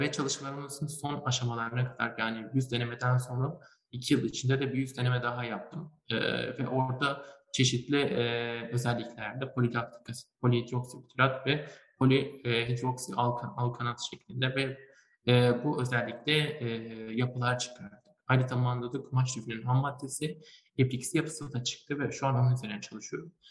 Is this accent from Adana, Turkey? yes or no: no; Malatya, Turkey; ben aslında Malatyalıyım